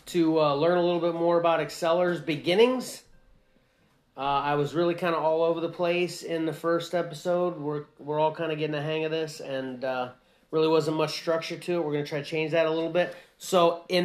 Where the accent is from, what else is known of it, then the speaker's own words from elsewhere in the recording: Pennsylvania, United States; also born or lived in Ohio; I moved to Pennsylvania at such a young age, I consider myself a Pennsylvanian